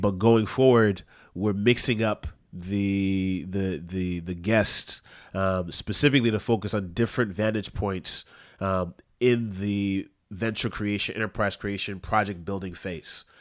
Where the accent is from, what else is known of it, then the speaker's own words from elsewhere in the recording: Southern California, United States; now in New York City, United States; I'm not fan from Vancouver, I'm from Southern California, and I live in New York City now